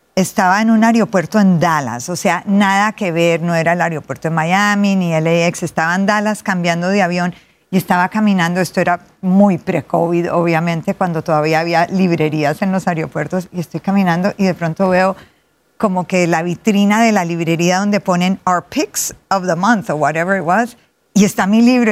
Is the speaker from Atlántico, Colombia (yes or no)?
no; Cali, Valle del Cauca, Colombia; Nací en Cali, Colombia, la capital de la salsa.